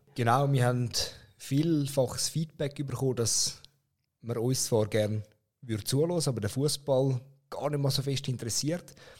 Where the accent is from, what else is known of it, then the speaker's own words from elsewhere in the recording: Zurich, Switzerland; als Zürcher